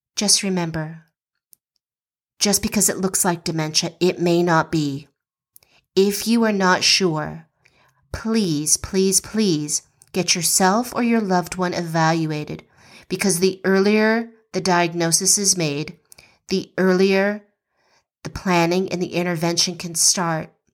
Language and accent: English; West Coast, United States; now in Georgia, United States; We grew up on the West Coast